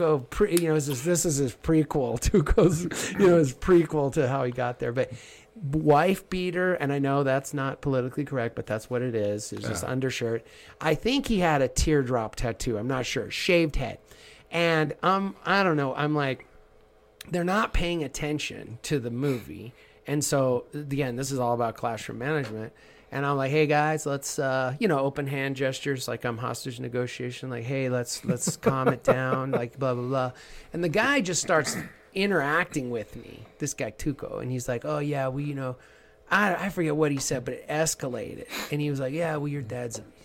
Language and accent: English; Southern New Mexico, United States; I grew up in Southern New Mexico